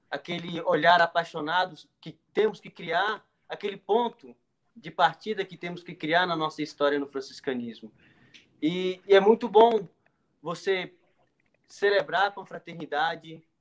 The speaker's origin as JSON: {"language": "Portuguese", "town": "Brasília", "region": "Federal District", "country": "Brazil", "tie": "born or raised there", "lives_now": "Águas Lindas de Goiás, Brazil", "said": "sou natural de Brasília, mas antes de entrar, eu morava em Águas Lindas."}